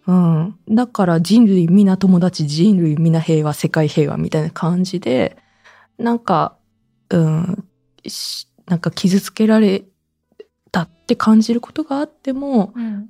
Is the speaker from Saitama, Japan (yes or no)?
yes; Saitama, Japan; moved away; also born or lived in Nagoya, Aichi / Omiya / Urawa; 私自身、実家が埼玉ですし、もともと名古屋市民でしたし